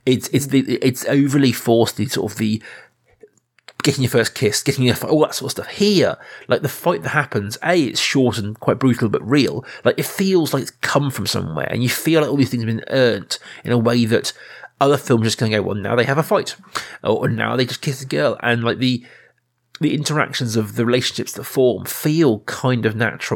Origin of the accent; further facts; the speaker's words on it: Reading, South East England, United Kingdom; you and I grew up in Reading, which is not a small town, it's a big town